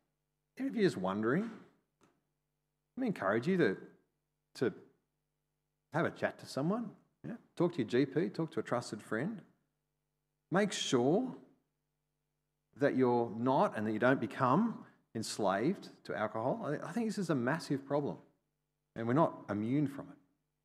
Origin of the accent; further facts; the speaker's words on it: Australia; I mean, it's kind of part of being Australian.